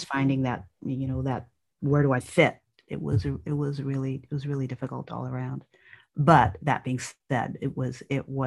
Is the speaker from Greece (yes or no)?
no; Ireland; moved away; When I was a child growing up in Ireland